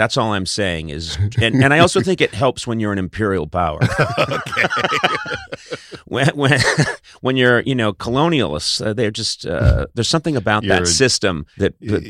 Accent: Boston, Massachusetts, United States; I'm 22. I'm from Boston by way of Ireland and Lebanon, and I'm excited.

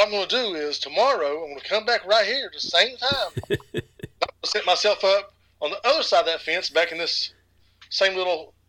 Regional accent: East Kentucky, United States; So, growing up in East Kentucky, I was always busy with sports and athletics.

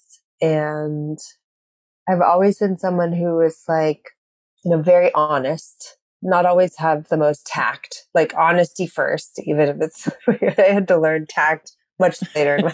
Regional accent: Eureka, California, United States; Northern California, a little tiny town called Eureka

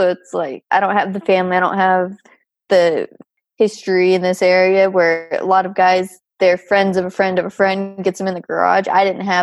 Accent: United States; moved away as an adult; where I grew up in Tahoe

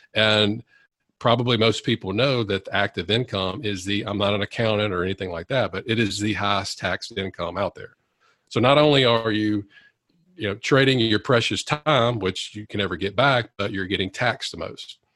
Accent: Monroe, Louisiana, United States; i wanted to come back and practice in my hometown of louisiana uh, monroe louisiana

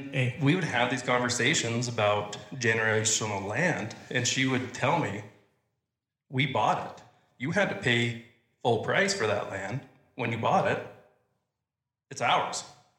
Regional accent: Alberta, Canada; moved away as an adult; now in Oklahoma City area, United States; So originally from Alberta, Canada.

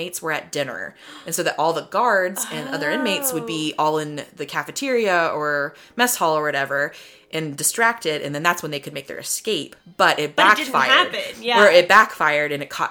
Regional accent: Colorado, United States; So I grew up in Colorado, so I grew up with snow and blizzards

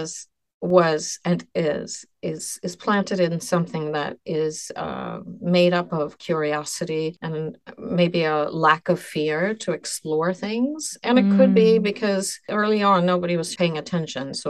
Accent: Stockholm, Sweden; now in New York City, United States; I was born in Sweden and I lived in Stockholm before by chance just came to New York City

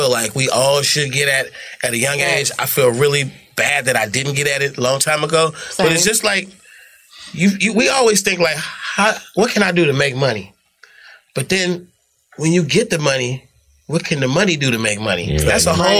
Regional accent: California, United States; also born or lived in Atlanta, Georgia / Oakland; I'm from California

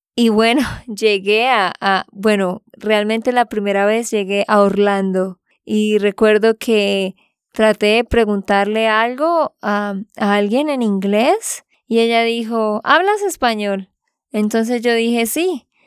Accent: Santander, Colombia; de Santander, Colombia

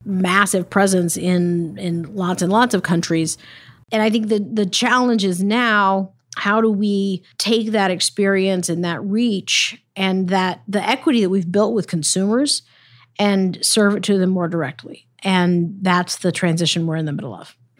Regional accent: Texas, United States; now in Los Angeles, United States; my home state

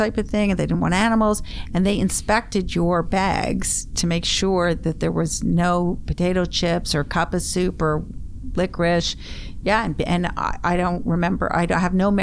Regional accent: Ottawa, Ontario, Canada; In the East End. I grew up on Wingate.

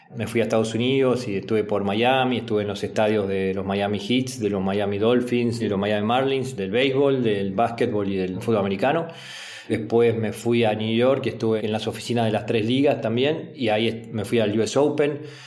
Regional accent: Argentina

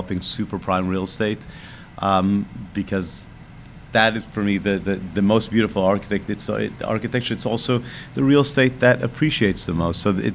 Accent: Israel; moved away; I grew up in Israel, born in 1972

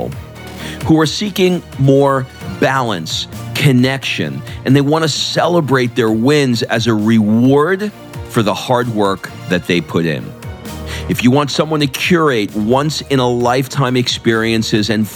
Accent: New York City, New York, United States; also born or lived in Brooklyn; my family escaped to the suburbs of Queens.

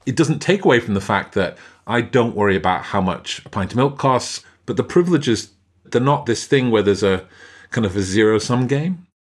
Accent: Stockport, North West England, United Kingdom; I grew up in Stockport. It's a tiny little town near Manchester.

